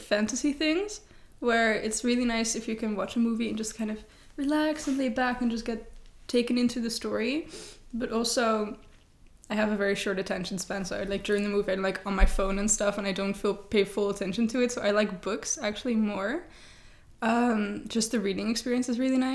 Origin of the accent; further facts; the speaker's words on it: Leiden, South Holland, Netherlands; I am from Leiden, born and raised